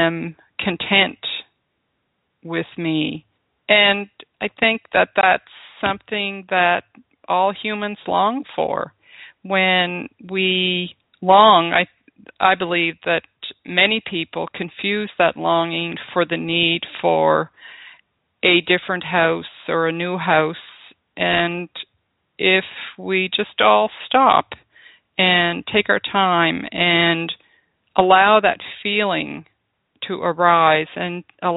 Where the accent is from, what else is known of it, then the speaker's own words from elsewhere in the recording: Cape Breton, Nova Scotia, Canada; home was our house in Cape Breton. Home was with my family